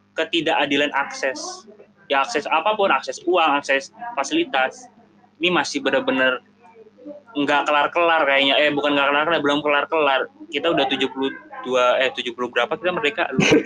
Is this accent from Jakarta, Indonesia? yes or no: yes; Jakarta, Indonesia; Gua sebagai warga Jakarta